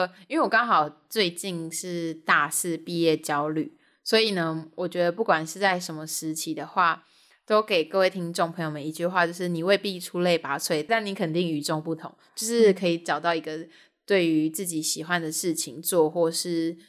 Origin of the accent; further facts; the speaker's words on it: Kinmen County, Taiwan; now in Taipei, Taiwan; 因为我是金门人，